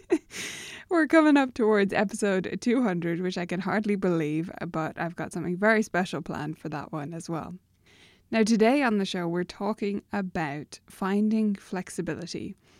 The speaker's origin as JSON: {"language": "English", "country": "Ireland", "said": "as an Irish person"}